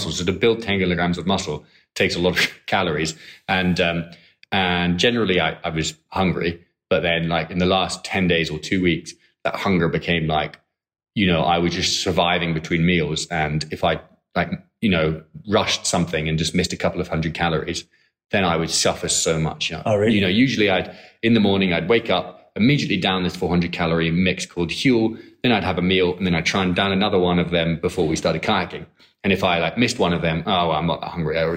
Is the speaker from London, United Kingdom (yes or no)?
no; Edinburgh, Scotland, United Kingdom; moved away as an adult; now in Hong Kong; I'm from Edinburgh.